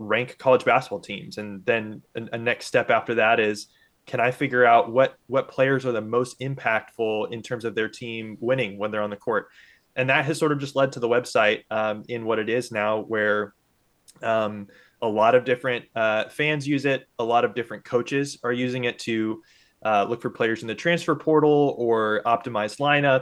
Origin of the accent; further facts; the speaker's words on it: Indianapolis, Indiana, United States; I grew up in Indianapolis, you know, a major hub for basketball